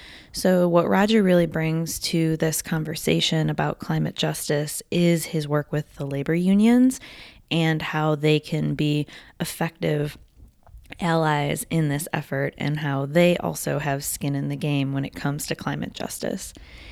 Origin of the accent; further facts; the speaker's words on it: New York, United States; I am from Western New York, had heard about the Love Canal as, you know, the reason for the Superfund law